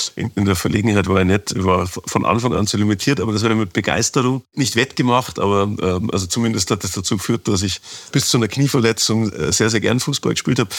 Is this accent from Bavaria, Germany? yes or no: yes; Ingolstadt, Bavaria, Germany; moved away as an adult; also born or lived in Stuttgart; now in Munich, Germany; meiner Heimatstadt Ingolstadt